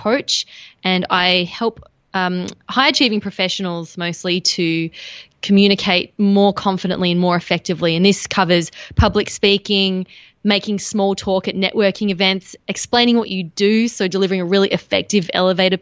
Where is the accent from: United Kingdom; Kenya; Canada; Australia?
Australia; being Australian